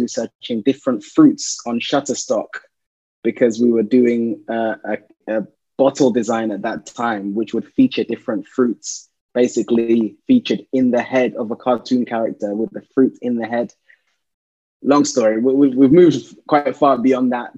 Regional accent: London, United Kingdom; I'm a Londoner. Been in London all my life.

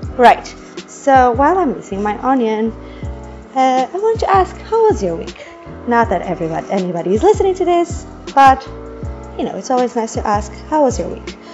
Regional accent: Portugal; moved away; I'm from Portugal

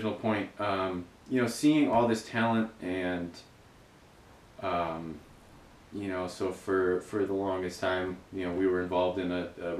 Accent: Green Bay, Wisconsin, United States; moved away as an adult; now in Milwaukee, United States; growing up in Green Bay

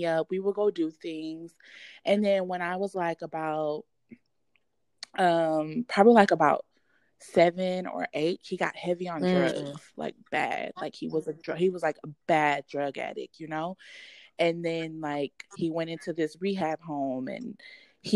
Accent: Texas, United States; also born or lived in Louisiana; we moved to Texas when I was like 5 years old

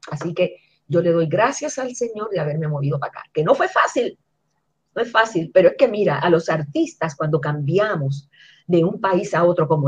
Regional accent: Puerto Rico; now in United States; Yo venía de Puerto Rico acostumbrada a que la gente me reconociera y aquí cuando yo ent

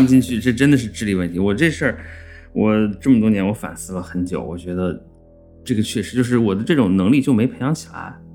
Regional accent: China; 西方人眼里还觉得我们中国人跟清朝那时候一样呢

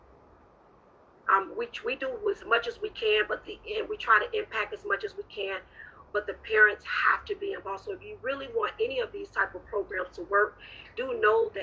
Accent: Orlando, Florida, United States; now in Jacksonville, United States; my hometown, Orlando.

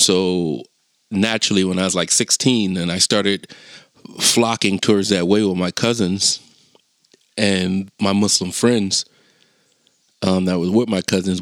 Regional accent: Chester, Pennsylvania, United States; I'm from Chester

